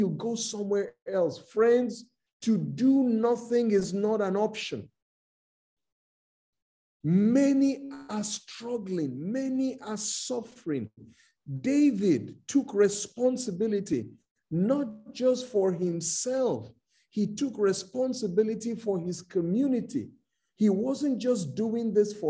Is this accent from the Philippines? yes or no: no; Nigeria; I'm from Nigeria, I'm a Nigerian.